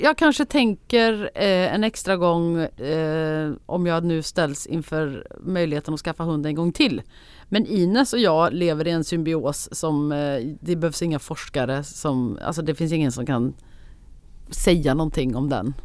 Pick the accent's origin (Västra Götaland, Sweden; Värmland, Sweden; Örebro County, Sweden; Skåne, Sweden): Värmland, Sweden; accent: Värmland dialect; also born or lived in Gothenburg; now in Stockholm, Sweden; jag pratar så mycket värmländska som jag gör